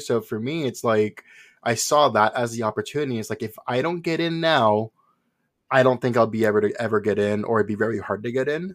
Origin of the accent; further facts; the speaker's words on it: Puerto Rico; moved away as an adult; also born or lived in New York; originally, I was born in New York, moved to Puerto Rico when I was five.